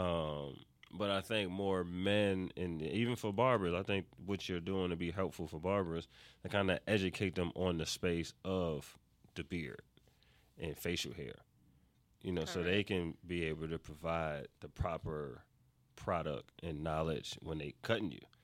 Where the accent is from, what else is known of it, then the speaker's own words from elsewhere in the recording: New York, United States; moved away as an adult; now in Atlanta, United States; I'm from New York. And I've been in Atlanta now.